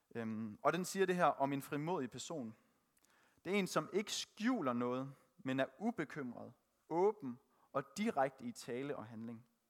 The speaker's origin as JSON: {"language": "Danish", "town": "Thisted", "region": "North Denmark Region", "country": "Denmark", "tie": "born or raised there", "said": "Født og opvokset i Tisted"}